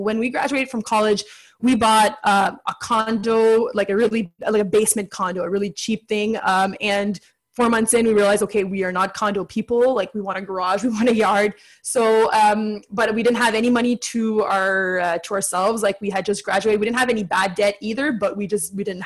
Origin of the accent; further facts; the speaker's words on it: Ottawa, Ontario, Canada; I'm from Ottawa, east of Ottawa